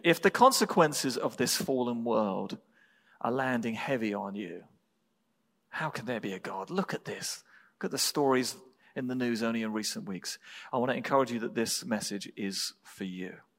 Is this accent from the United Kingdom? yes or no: yes; England, United Kingdom; moved away; I was born in England